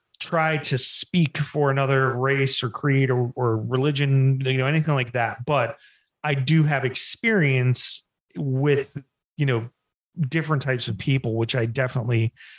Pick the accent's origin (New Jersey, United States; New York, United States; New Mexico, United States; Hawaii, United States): New Jersey, United States; I was the other white kid in my neighborhood. I grew up in Jersey, and it wasn't just all black people. It was, a mixture of different nationalities.